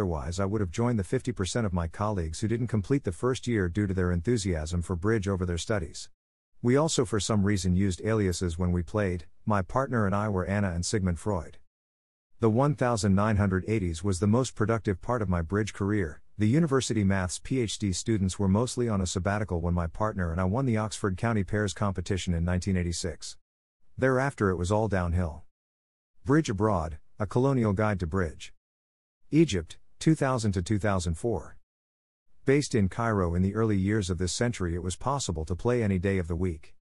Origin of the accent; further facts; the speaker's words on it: New Delhi, Delhi, India; My background is that I come from New Delhi.